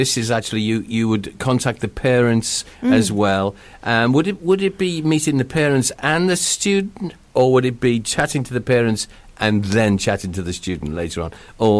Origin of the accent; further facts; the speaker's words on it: England, United Kingdom; now in Wales; I ended up living in another country with my mum. It's only Wales. But, you know, we moved from England to Wales.